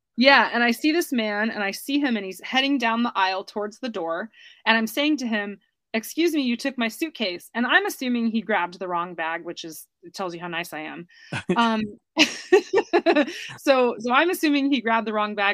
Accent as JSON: {"language": "English", "country": "United States", "accent": "American", "moved": "yes", "said": "my American accent"}